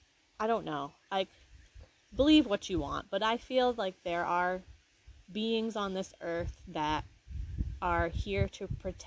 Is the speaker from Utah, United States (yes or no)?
no; Maine, United States; we're from Maine